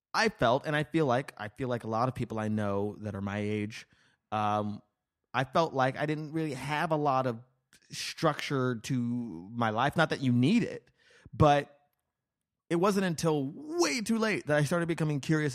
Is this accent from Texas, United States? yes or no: no; Las Vegas, Nevada, United States; also born or lived in New Mexico; I was born in New Mexico, and then I moved to Las Vegas.